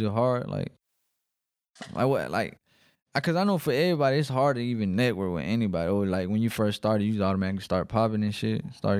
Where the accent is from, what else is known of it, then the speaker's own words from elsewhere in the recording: Riverdale, Georgia, United States; I'm even from Riverdale, right here.